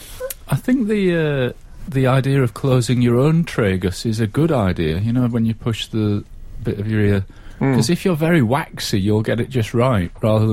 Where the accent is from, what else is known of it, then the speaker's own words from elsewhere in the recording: Scotland, United Kingdom; I am Scottish